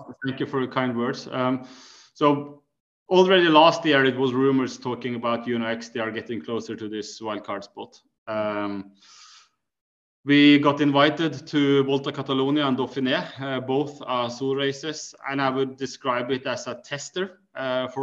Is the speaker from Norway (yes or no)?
yes; Norway; we come from Norway.